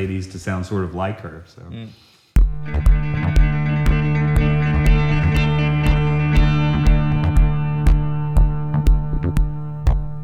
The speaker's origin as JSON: {"language": "English", "town": "Atlanta", "region": "Georgia", "country": "United States", "said": "I'm from Atlanta"}